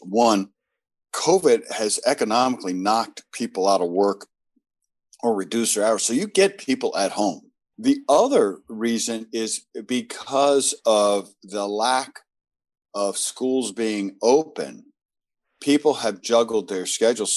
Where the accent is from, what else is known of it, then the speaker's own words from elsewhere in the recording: the South, United States; moved away; I'm from the South originally